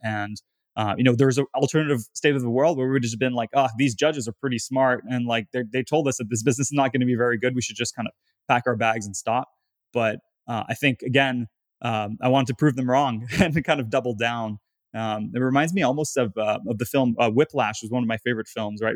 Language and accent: English; Gatineau, Quebec, Canada; moved away; I'm from a town called Gatineau, which is the, the fourth largest city in Quebec.